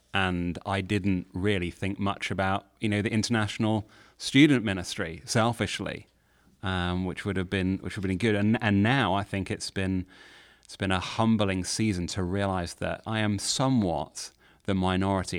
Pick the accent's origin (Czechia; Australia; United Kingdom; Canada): United Kingdom; now in Nashville, United States; as a Brit